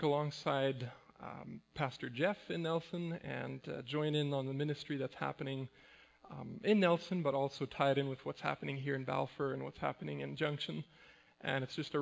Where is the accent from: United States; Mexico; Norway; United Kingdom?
Mexico; moved away; also born or lived in Winnipeg, Manitoba, Canada; I grew up in Mexico.